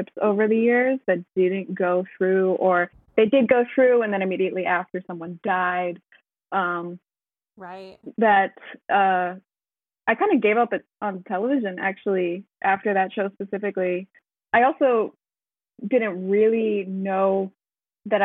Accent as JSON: {"language": "English", "country": "United States", "moved": "yes", "lives_now": "Netherlands", "said": "I'm living in the Netherlands, but I am American"}